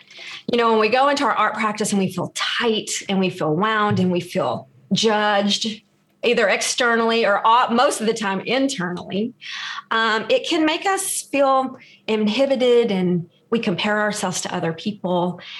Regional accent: Texas, United States; I'm originally from Texas and have always wanted to live around the beach and finally got the chance to.

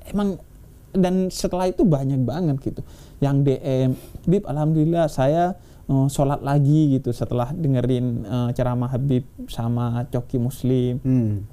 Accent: Bondowoso, East Java, Indonesia; saya tuh di kampung saya di Jawa Timur di Bondowoso

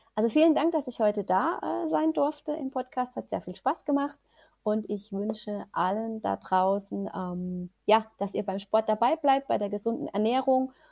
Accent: Germany; bei uns in Deutschland

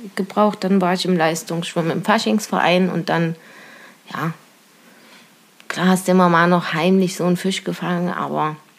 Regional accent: near the Auma reservoir, Thuringia, Germany; Ja, also ich komme aus Kochwitz, das ist bei Weiler. Aumatalsperre ist vielleicht für manchen ein Begriff. Und ja, da bin ich aufgewachsen.

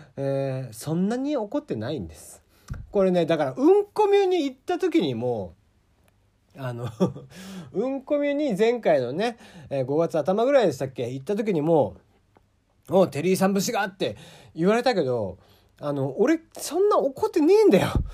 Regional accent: Kagoshima, Japan; accent: Kagoshima dialect; moved away; also born or lived in Fukuoka; 鹿児島の人間鹿児島生まれの人間なんで鹿児島弁になった時が多分一番キレてる

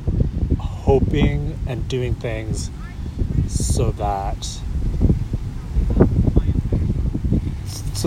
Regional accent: Syracuse, New York, United States; also born or lived in Philippines; I was raised in Syracuse

